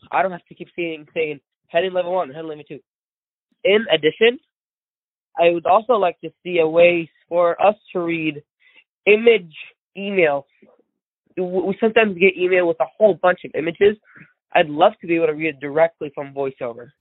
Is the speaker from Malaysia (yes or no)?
no; India; first language Gujarati; English is a second language; moved away; I'm from India originally